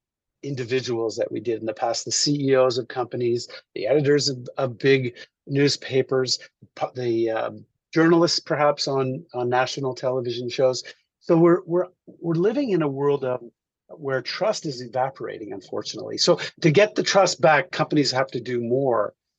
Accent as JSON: {"language": "English", "town": "Montreal", "region": "Quebec", "country": "Canada", "tie": "born or raised there", "said": "I grew up in Montreal."}